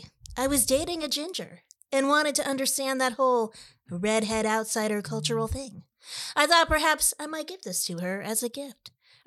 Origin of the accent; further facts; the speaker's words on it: Michigan, United States; Because I was born in Michigan, grew up there, and went to college there. I have family in cherry country, too.